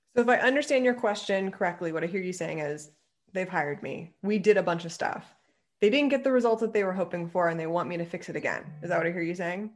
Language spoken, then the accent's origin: English; Ohio, United States; moved away as an adult; also born or lived in Pennsylvania; I grew up in Ohio